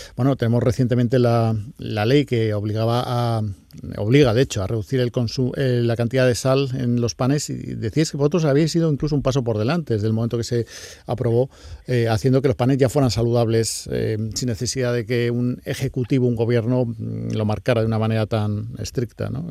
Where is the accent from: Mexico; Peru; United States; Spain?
Spain; Andalusia; Como andaluces